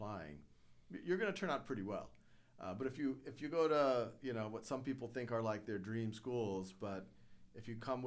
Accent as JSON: {"language": "English", "town": "New Orleans", "region": "Louisiana", "country": "United States", "tie": "born or raised there", "said": "I grew up in New Orleans."}